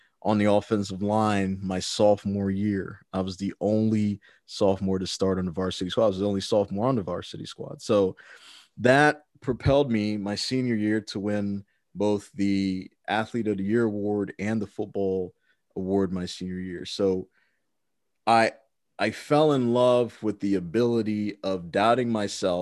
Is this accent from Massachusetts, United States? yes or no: no; Maryland, United States; growing up in Maryland as a child